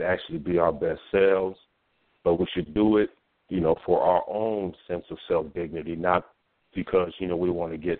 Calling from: Omaha, Nebraska, United States; I'm calling from Omaha, Nebraska.

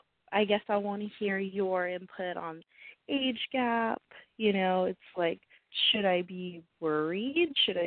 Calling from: Los Angeles, California, United States; I'm 21, and I'm calling from the Los Angeles area

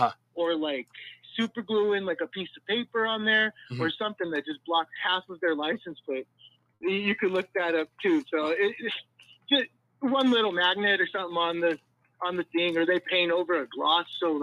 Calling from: Claremont, California, United States; from Claremont, California.

